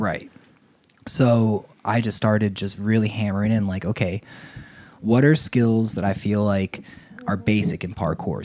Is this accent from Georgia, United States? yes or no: no; Ocean Township, New Jersey, United States; moved away as an adult; now in Asheville, United States; I grew up in New Jersey